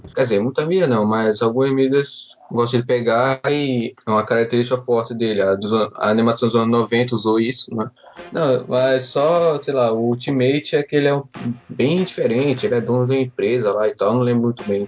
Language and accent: Portuguese; Recife, Pernambuco, Brazil; eu sou recifense